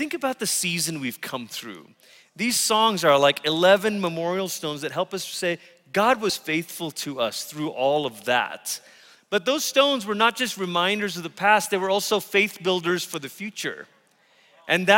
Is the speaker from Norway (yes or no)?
no; Malaysia; moved away as an adult; also born or lived in Tulsa, Oklahoma; I came from Malaysia, and I grew up around watching my parents pray for the sick in our living room